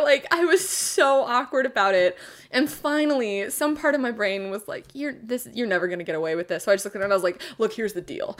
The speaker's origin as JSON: {"language": "English", "town": "Eugene", "region": "Oregon", "country": "United States", "tie": "born or raised there", "said": "I was raised in Eugene, Oregon"}